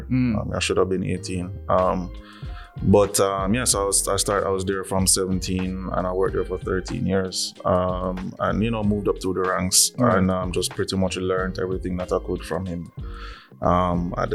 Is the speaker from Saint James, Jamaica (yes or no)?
yes; Montego Bay, Saint James, Jamaica; Background is from Mobay, grew up in Mobay.